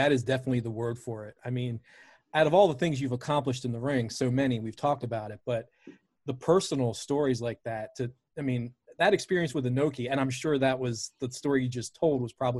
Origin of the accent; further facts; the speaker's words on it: Baltimore, Maryland, United States; I grew up in Baltimore, WWF City.